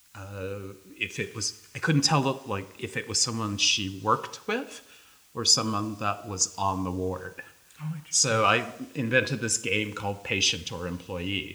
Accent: New York City, New York, United States; we grew up in the South Bronx

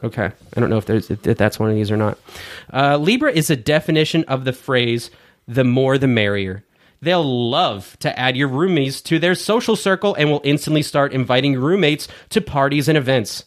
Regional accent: United States; we're American, not British

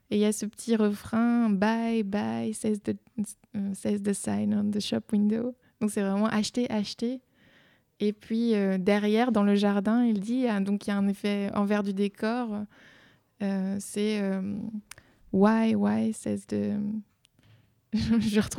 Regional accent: Belgium; En Belgique, on dit toutes ces broles qu'on laisse euh, dans les placards

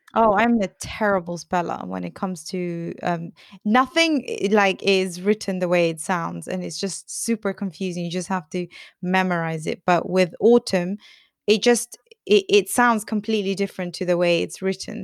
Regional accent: United Kingdom

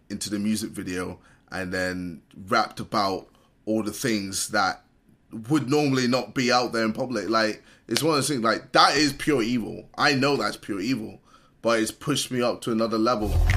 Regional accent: United Kingdom; As a British person

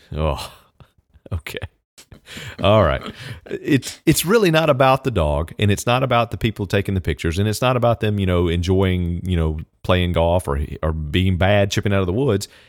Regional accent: Southern Virginia, United States; moved away; I grew up in Southern Virginia, so I was also a Redskin fan growing up

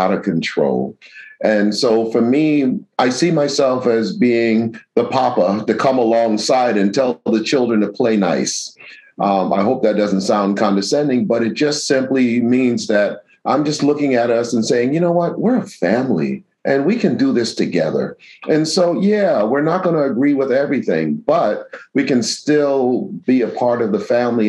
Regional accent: New York City, New York, United States; also born or lived in Astoria, Queens; The church that I grew up in the South Bronx

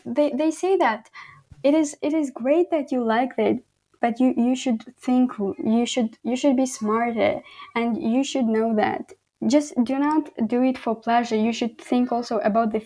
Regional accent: Khorog, Gorno-Badakhshan, Tajikistan; English is a second language; moved away as an adult; also born or lived in Kyrgyzstan; now in Canada; in Pamir or in Horog, where I live, like my hometown

